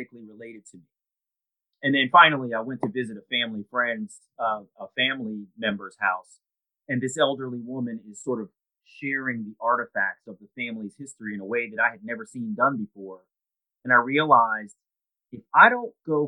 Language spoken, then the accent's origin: English; Columbia, Maryland, United States; also born or lived in Baltimore, Maryland; I'm born in Baltimore, Maryland, and I had a very, very sort of well-adjusted childhood growing up in Columbia.